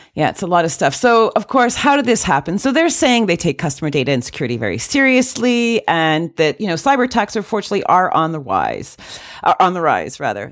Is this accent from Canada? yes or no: yes; Canada; I am Canadian